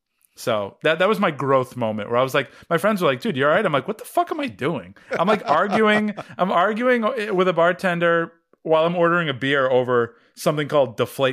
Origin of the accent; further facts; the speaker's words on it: Boston, Massachusetts, United States; accent: Boston; You know, I haven't said Nomar Garcia Parra's name since I ditched my Boston accent.